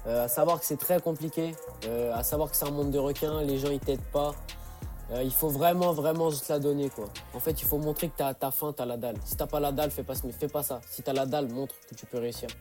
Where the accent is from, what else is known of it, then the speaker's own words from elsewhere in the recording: Centre-Val de Loire, France; je suis du Loiret